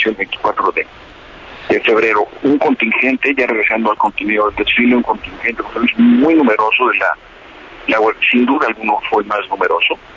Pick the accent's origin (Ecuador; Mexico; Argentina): Mexico; como mexicano